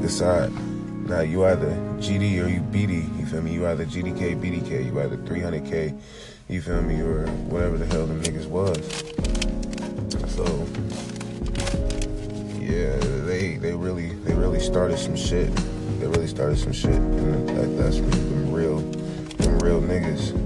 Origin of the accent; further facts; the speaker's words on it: Chicago, Illinois, United States; also born or lived in Cicero, Illinois; Straight out of Chicago, Illinois, West Side